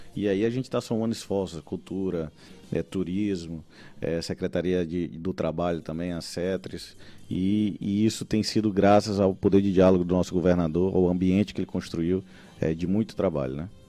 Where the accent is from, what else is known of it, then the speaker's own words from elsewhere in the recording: São Luís, Maranhão, Brazil; eu sou ludovicense, gosto muito da, da minha cidade